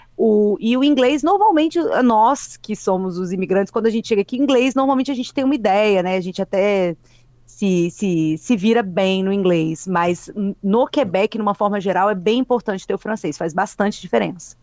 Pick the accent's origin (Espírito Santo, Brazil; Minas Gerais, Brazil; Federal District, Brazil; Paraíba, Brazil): Espírito Santo, Brazil; Vila Velha; moved away as an adult; also born or lived in Vitória / São Paulo; now in Montreal, Canada; como nós capixabas, eu acho que somos também